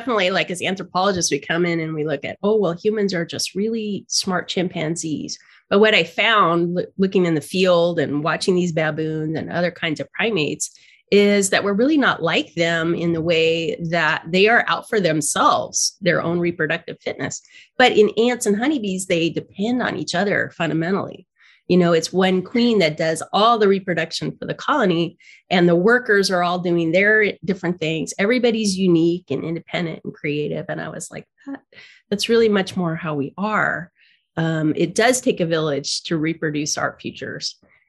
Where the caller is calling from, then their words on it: San Diego, California, United States; I'm calling in from San Diego.